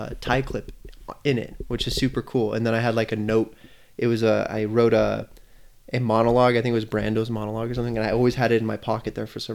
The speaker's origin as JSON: {"language": "English", "region": "New Mexico", "country": "United States", "said": "where are you from? And I was like, New Mexico."}